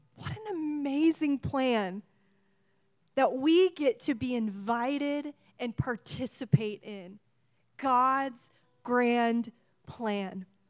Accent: Washington, United States; We, we are from Washington. This is our state

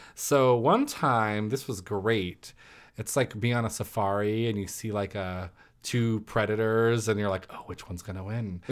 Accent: California, United States; now in Arizona, United States; I'm originally from California

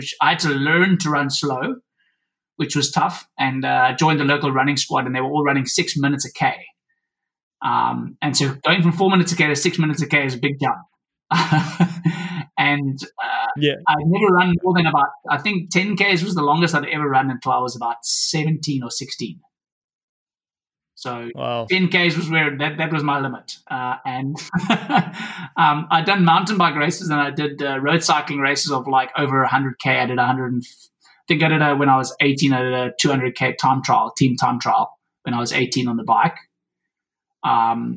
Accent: South Africa; I come from South Africa

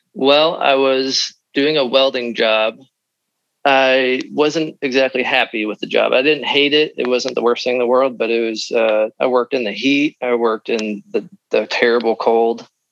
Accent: Midwest, United States; we're from the Midwest

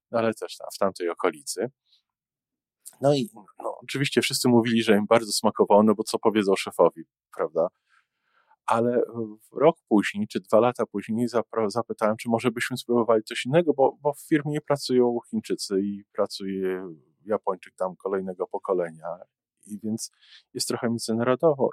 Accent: Poland; now in Canada; jestem z Polski

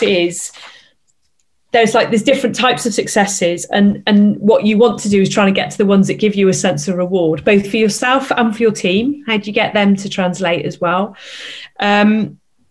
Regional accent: Bristol, South West England, United Kingdom; I'm from Bristol, so I can say OOR.

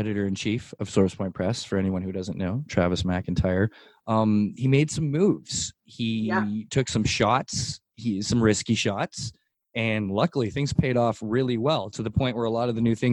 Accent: Canada; as a Canadian

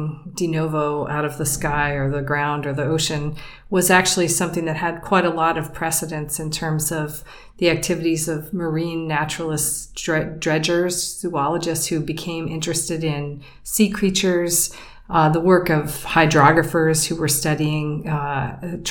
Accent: Pennsylvania, United States; moved away as an adult; I grew up in Pennsylvania on Lake Erie

